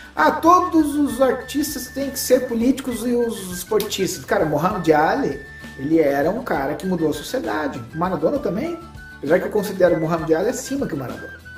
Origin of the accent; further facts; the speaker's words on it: Brazil; eu vou falar como brasileiro